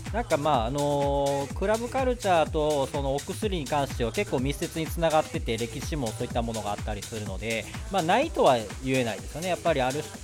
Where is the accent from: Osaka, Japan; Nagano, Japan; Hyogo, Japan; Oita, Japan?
Osaka, Japan; accent: Kansai; moved away as an adult; now in Tokyo, Japan; めちゃめちゃイントネーションが関西で、えっと、大阪出身